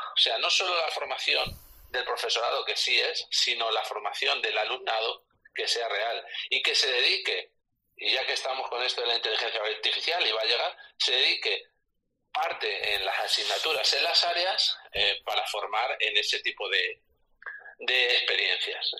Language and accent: Spanish; Castilla-La Mancha, Spain; aquí en Castilla-La Mancha